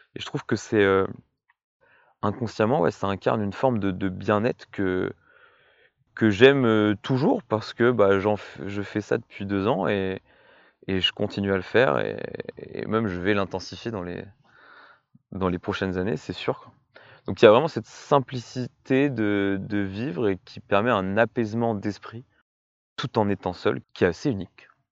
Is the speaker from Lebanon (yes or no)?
no; Orléanais, Centre-Val de Loire, France; also born or lived in Brittany; étant donné que l'on vient tous les deux de l'Orléanais